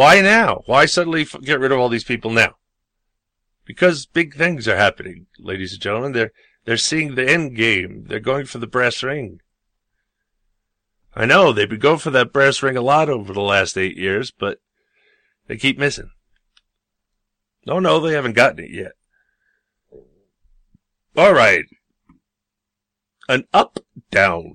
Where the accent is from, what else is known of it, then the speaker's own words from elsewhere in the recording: New York, United States; I grew up in New York